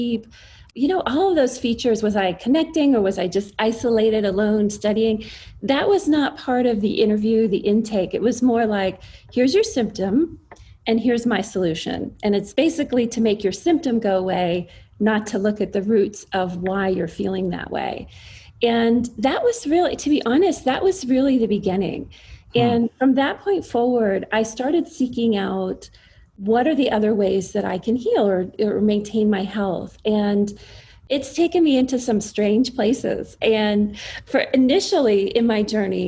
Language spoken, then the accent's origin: English; East Coast, United States; I grew up on the East Coast and I had a very standard, you know, suburban child of the 80s upbringing.